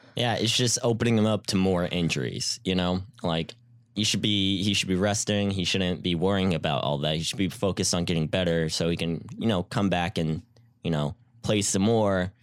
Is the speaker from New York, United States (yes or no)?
no; Houston, Texas, United States; I'm from Houston